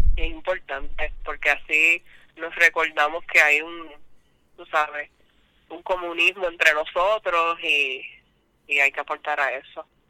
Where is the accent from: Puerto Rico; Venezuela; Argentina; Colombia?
Puerto Rico; Isabela; also born or lived in Aguadilla / San Germán; Me crié en Isabela y en la high school pues me mudé para Aguadilla